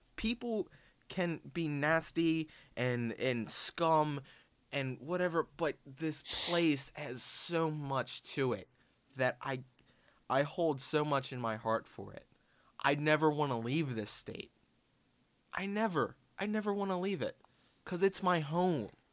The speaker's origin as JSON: {"language": "English", "town": "Baltimore", "region": "Maryland", "country": "United States"}